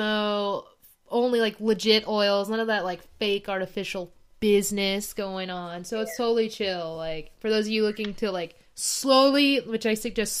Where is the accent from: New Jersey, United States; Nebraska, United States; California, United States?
California, United States; Fresno; I'm from Fresno